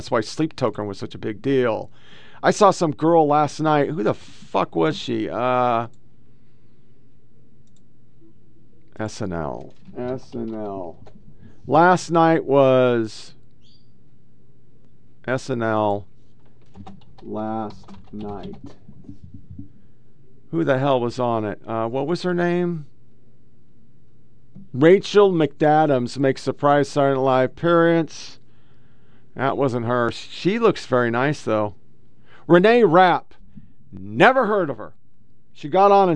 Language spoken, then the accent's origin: English; Oregon, United States; I was from Oregon